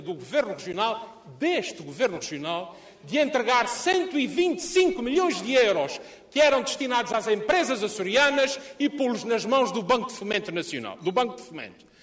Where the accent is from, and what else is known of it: Lajes do Pico, Azores, Portugal